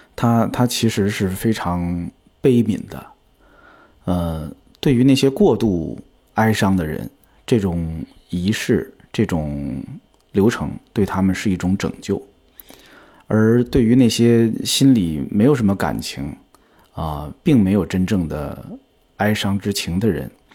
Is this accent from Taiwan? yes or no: no; China; 我的家乡其实是在 天津跟河北交界的一个地方， 所以我从小就见过很多乡村里边的葬礼